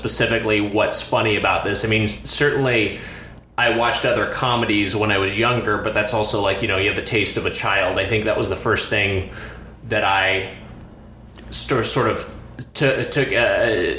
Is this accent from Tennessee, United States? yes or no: no; Lakewood, California, United States; now in Los Angeles, United States; I'm originally from Lakewood, California, which is a suburb right next to Long Beach